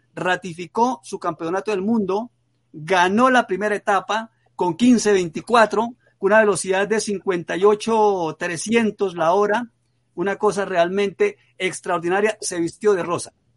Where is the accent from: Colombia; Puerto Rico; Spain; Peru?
Colombia; Santander; con mi tierra también, con Santander